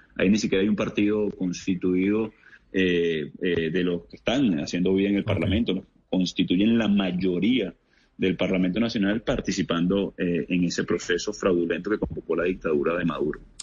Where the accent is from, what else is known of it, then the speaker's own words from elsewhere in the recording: Venezuela; Estamos luchando en Venezuela